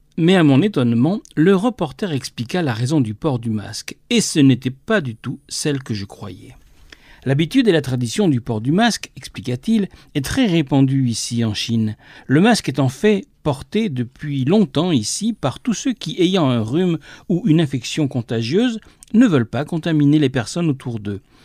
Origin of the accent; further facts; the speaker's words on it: France; ici, chez nous, en France